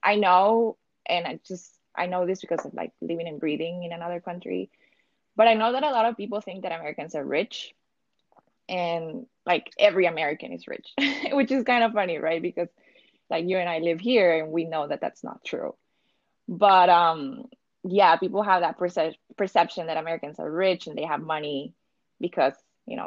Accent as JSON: {"language": "English", "town": "Tegucigalpa", "region": "Francisco Morazán", "country": "Honduras", "tie": "born or raised there", "moved": "as an adult", "lives_now": "United States", "said": "I went to a bilingual private school back in Tegucigalpa. That's my hometown"}